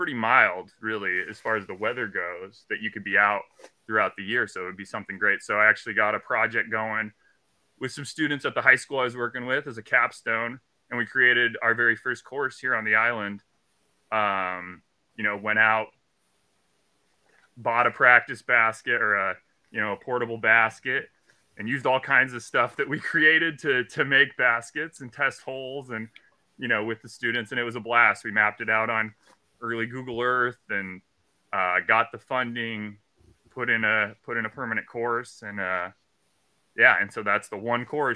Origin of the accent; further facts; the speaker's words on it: Southeast Alaska, United States; So I grew up in Southeast Alaska. I live on a very remote island.